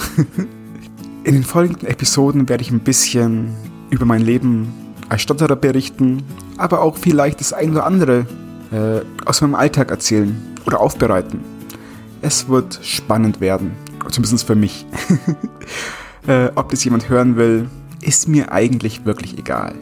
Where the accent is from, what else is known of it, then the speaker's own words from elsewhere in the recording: Bavaria, Germany; ich komme aus Bayern